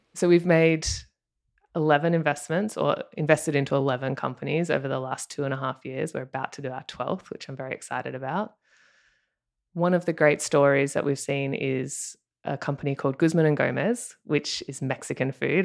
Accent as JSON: {"language": "English", "country": "Australia", "accent": "Australian", "moved": "as an adult", "lives_now": "Los Angeles, United States", "said": "if you can tell by my accent, I'm Australian"}